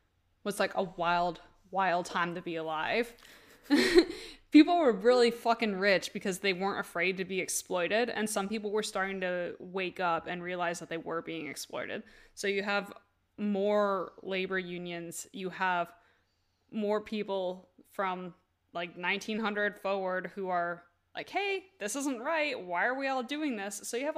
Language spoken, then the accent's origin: English; Vermont, United States; I am from Vermont.